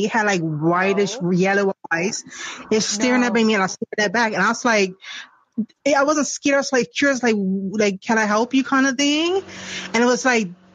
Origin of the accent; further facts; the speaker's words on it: Bermuda; I'm from Bermuda.